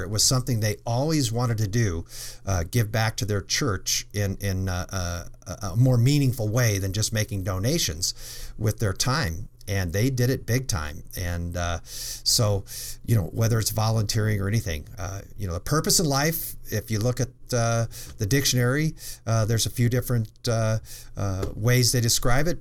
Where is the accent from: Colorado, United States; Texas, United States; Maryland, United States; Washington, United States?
Colorado, United States; I grew up in Colorado